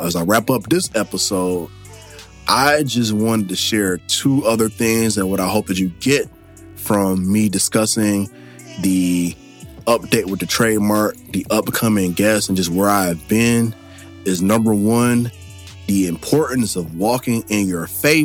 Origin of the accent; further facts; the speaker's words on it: Michigan, United States; moved away as an adult; I am back in my home state of Michigan